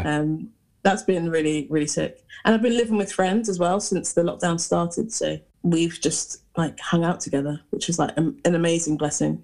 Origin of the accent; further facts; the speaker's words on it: Hertfordshire, East of England, United Kingdom; moved away as an adult; now in Nottingham, United Kingdom; I'm from Hertfordshire originally, which is like near London